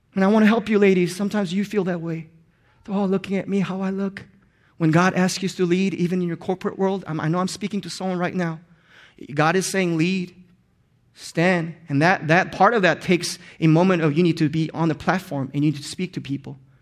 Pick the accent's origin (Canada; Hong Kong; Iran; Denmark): Hong Kong; first language Korean; English is a second language; also born or lived in Korea; when I moved to Hong Kong when I was in fifth grade, I had to learn two different languages on top of my mother tongue, Korean